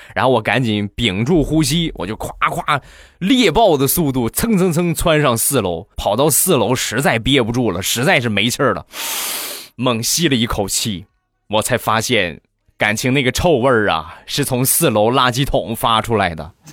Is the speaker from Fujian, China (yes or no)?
no; Rizhao, Shandong, China; 我家乡的特产，日照绿茶